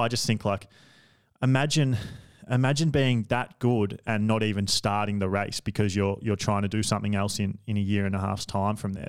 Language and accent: English; Australia; I'm Australian